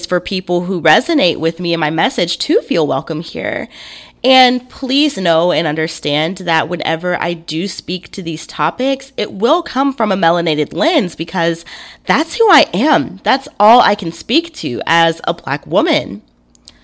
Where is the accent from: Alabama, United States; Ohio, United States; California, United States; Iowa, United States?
Alabama, United States; I grew up in the South. born and raised in Alabama